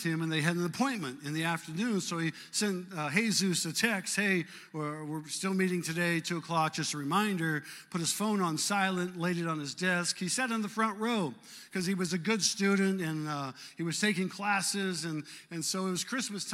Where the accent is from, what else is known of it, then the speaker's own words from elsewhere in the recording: Omaha, Nebraska, United States; moved away; Janie and I are from cultural neighborhoods in South Omaha